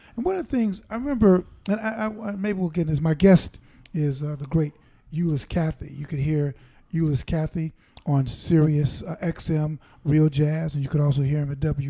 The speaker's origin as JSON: {"language": "English", "town": "Chicago", "region": "Illinois", "country": "United States", "said": "I'm from Chicago"}